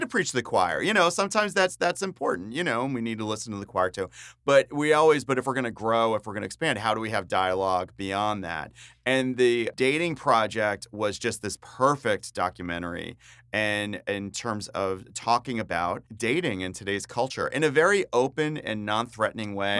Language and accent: English; New Jersey, United States; moved away as an adult; also born or lived in Baltimore, Maryland / Phoenix, Arizona; And I grew up in New Jersey, grew up on the East Coast